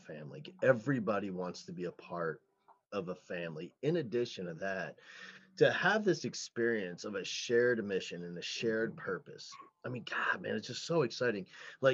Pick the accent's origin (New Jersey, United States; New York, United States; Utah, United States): New Jersey, United States; I grew up in New Jersey